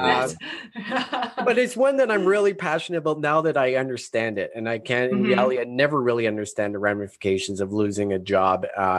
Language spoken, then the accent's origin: English; Canada; we're Canadian